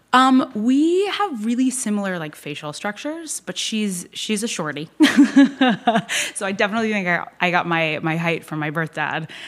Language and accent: English; Norfolk, Virginia, United States; I grew up in Norfolk, Virginia.